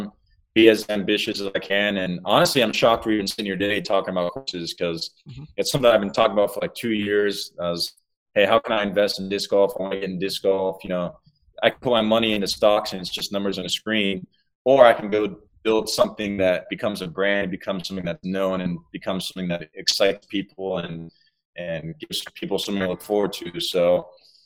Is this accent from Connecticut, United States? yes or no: no; Georgia, United States; I'm from Georgia.